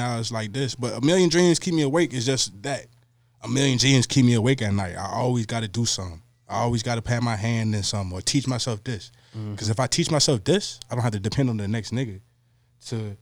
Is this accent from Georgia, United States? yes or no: no; Richmond, Virginia, United States; I was born and raised in Richmond, Virginia